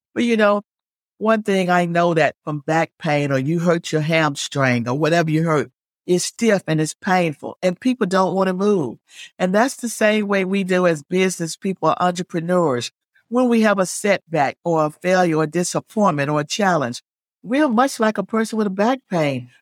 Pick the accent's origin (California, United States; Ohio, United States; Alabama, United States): Alabama, United States; moved away as an adult; now in Virginia Beach, United States; I didn't grow up in Virginia. I grew up in Alabama